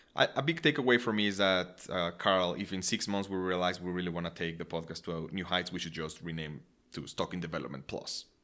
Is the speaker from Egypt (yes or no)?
no; Mexico; moved away; growing up in Mexico